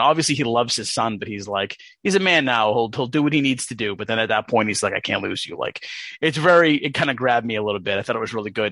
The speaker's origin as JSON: {"language": "English", "country": "United States", "said": "as an American person"}